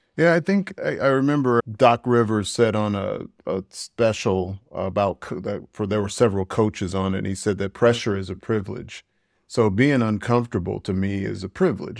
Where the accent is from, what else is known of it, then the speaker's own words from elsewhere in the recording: United States; moved away; I'm an American expat.